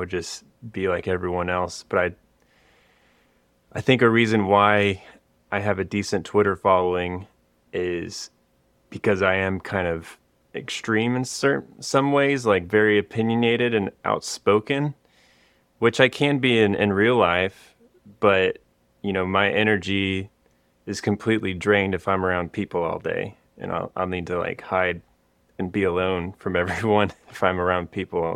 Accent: Austin, Texas, United States; born or raised there

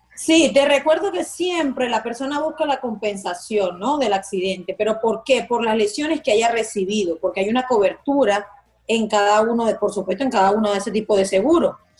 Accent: Margarita, Nueva Esparta, Venezuela; also born or lived in Maracaibo, Zulia, Venezuela; now in Miami, United States; Yo nací en Maracaibo, pero me crié en Margarita

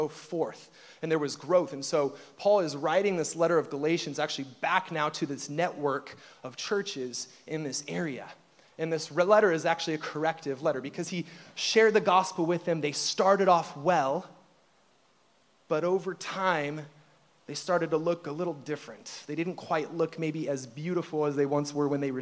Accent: Peninsula, Ohio, United States; moved away; also born or lived in Middle East; I grew up in actually a very small town called Peninsula, Ohio.

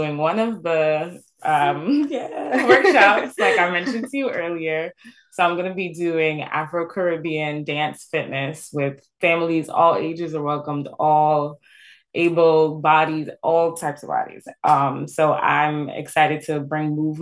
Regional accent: New York City, New York, United States; Brooklyn as well, my hometown

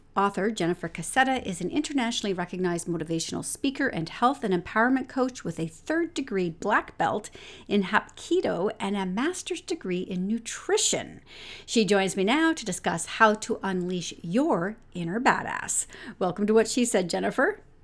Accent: London, Ontario, Canada; London, my hometown

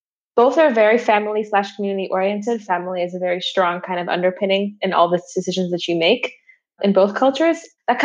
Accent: Louisville, Kentucky, United States; also born or lived in Cuba; I was born in Cuba and my mother is Russian. And my family and I immigrated to the United States when I was 5 years old. And we eventually settled down in a city called Louisville, Kentucky

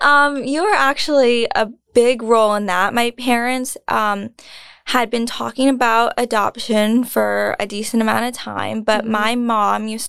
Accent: United States; also born or lived in Fujian, China; all I can remember is growing up in America.

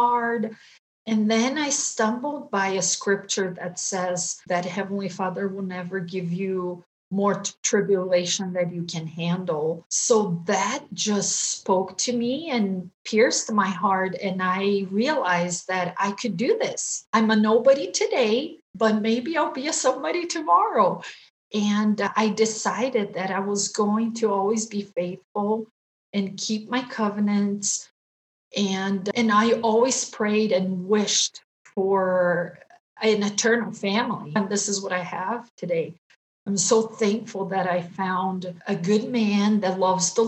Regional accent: Brazil; moved away as an adult; also born or lived in Japan; now in Utah, United States; I'm Brazilian. I grew up in Brazil

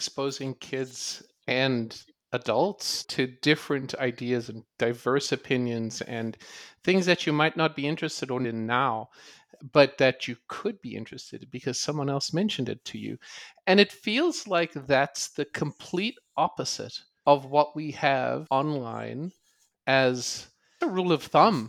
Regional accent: South Africa; I grew up in South Africa and they taught us about the Dewey Decimal System way back in the 80s.

